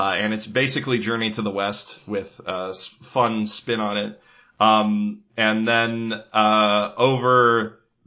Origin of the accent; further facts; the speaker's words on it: Canada; we're all Canadian